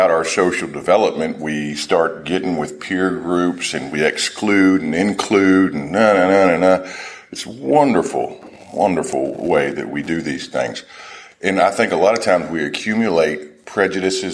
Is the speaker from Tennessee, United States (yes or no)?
yes; Nashville, Tennessee, United States; Nashville is my hometown